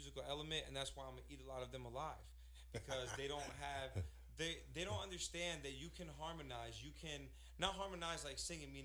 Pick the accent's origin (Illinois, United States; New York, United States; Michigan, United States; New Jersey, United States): New Jersey, United States; Newark; also born or lived in Orlando, Florida; I'm from Newark